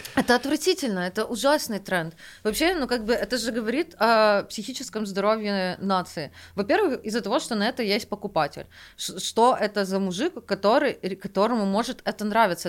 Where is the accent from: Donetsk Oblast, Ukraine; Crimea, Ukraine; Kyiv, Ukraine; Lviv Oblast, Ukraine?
Kyiv, Ukraine; я выросла на Оболоне в основном